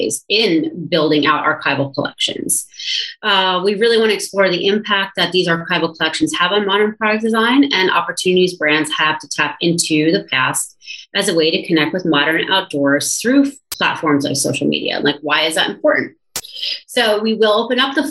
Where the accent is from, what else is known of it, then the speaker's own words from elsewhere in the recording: New York City, New York, United States; moved away as an adult; now in Squamish, Canada; I'm a New Yorker, but I've been living out here for 2 years